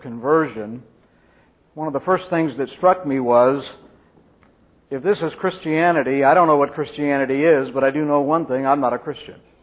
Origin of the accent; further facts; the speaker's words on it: Central California, United States; I grew up in Central California in an Arminian Baptist dispensational church